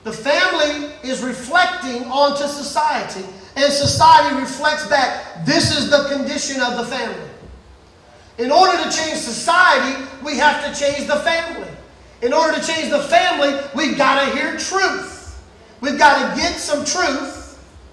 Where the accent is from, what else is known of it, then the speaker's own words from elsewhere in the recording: Mississippi, United States; moved away; I am from Mississippi. And if you get me back where I'm from for the least little bit, I will talk like a Mississippi boy